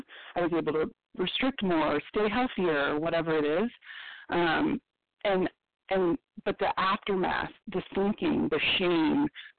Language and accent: English; Colorado, United States; This is …, and I'm from Colorado.